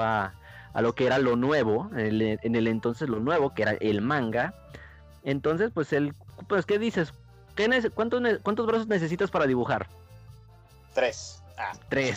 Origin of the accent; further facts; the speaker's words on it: Mexico; al ir creciendo aquí en México